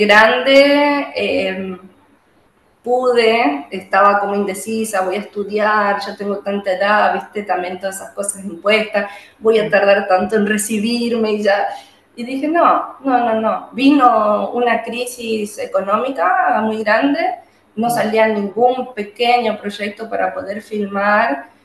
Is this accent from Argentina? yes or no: yes; Juan José Castelli, Chaco, Argentina; soy de Juan José Castelli, eh, un pueblo que hoy ya es ciudad, que está ubicado en la provincia del Chaco, en el norte argentino